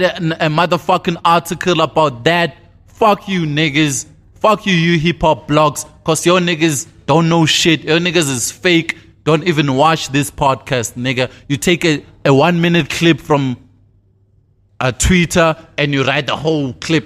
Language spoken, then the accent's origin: English; East Rand, Tembisa, Gauteng, South Africa; I'm from the East Rand, Taroza, born and bred, fourteen twenty-six